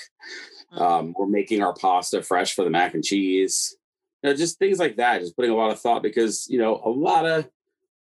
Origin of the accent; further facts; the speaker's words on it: East Coast, United States; moved away as an adult; also born or lived in Chicago / New Jersey; now in Las Vegas, United States; I'm from the East Coast originally.